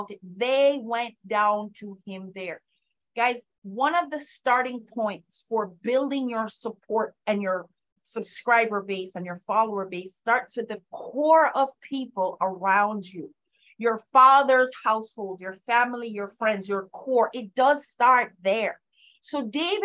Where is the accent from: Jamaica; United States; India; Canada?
Jamaica; moved away; I grew up in Jamaica, and my father was somewhat of a celebrity in that country